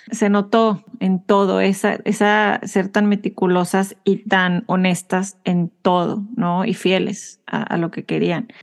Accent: Mexico; Como mexicana, mujer comunicóloga

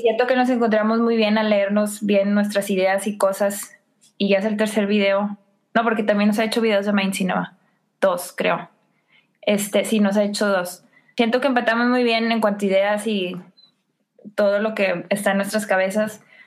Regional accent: McAllen, Texas, United States; moved away; yo vengo de McAllen

